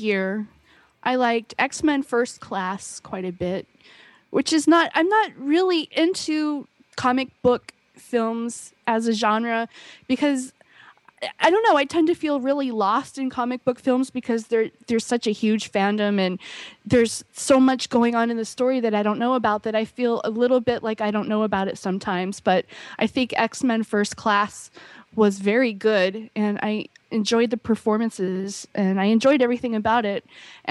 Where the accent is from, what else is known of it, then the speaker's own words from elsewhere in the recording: East Coast, United States; now in Hawaii, United States; … was born and raised here, and I came from the East Coast in 1993.